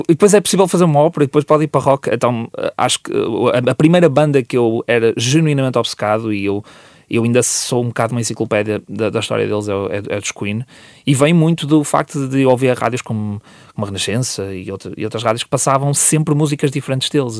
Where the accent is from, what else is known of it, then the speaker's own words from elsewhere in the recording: Vila Nova de Gaia, Norte, Portugal; onde eu cresci e, uh, e, ainda moro para essas zonas. Uh, eu, sou, eu sou de Porozinho